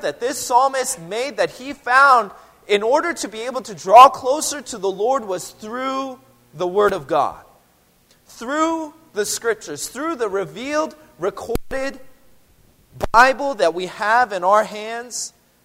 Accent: Seattle, Washington, United States; I'm from Seattle, but I didn't grow up drinking coffee.

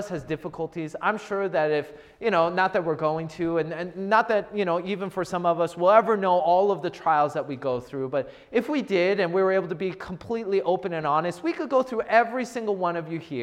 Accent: United States; I grew up in the Washington area

